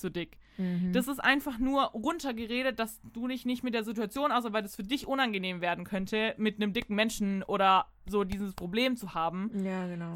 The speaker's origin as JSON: {"language": "German", "region": "Baden-Württemberg", "country": "Germany", "tie": "born or raised there", "said": "bei uns in Baden-Württemberg"}